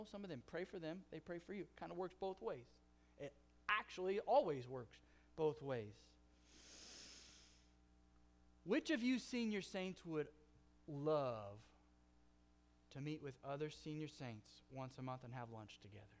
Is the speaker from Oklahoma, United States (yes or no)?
yes; Oklahoma, United States; accent: Oklahoma; also born or lived in California; my Oklahoma accent